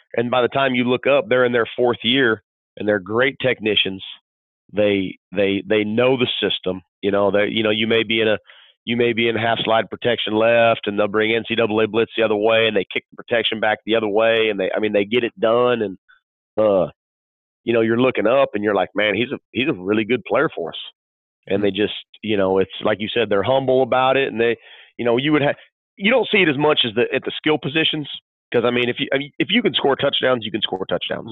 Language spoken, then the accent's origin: English; California, United States; moved away; I grew up in California